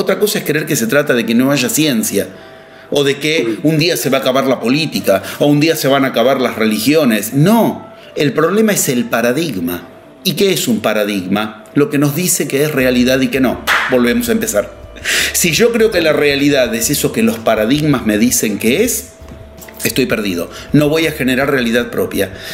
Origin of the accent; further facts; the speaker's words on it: Argentina; yo soy argentino